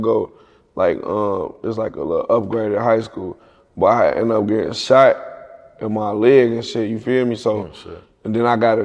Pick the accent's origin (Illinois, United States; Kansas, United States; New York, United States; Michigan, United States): Illinois, United States; Kankakee; I ain't from Chicago. I'm from Kankakee